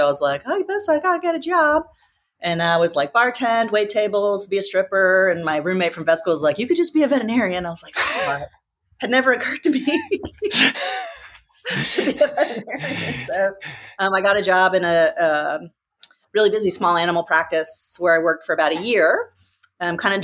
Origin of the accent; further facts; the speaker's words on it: Nashville, Tennessee, United States; moved away as an adult; also born or lived in Montana; now in San Diego, United States; I grew up in Nashville, Tennessee.